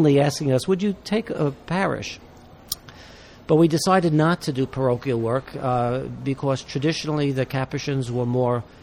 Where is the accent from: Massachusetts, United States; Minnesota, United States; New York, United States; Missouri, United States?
New York, United States; New York City; I'm a New Yorker